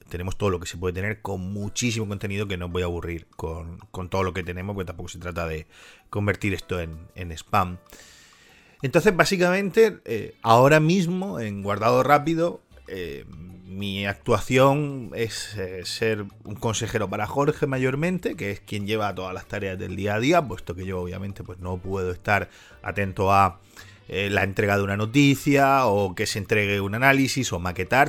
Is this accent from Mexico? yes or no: no; Spain; siendo español